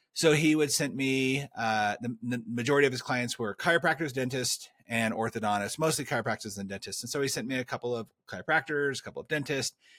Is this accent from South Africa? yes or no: no; California, United States; I grew up in California